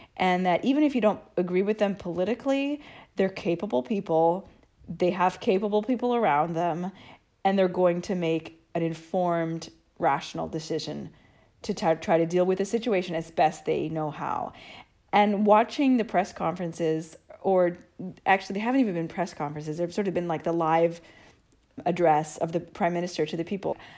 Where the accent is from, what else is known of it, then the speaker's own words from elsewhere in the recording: United States; now in Italy; I'm American too